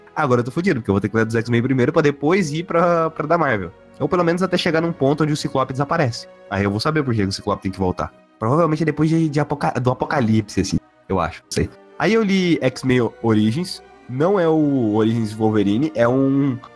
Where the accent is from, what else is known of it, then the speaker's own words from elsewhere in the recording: Goiás, Brazil; a gente nasceu no Brasil pobre fudido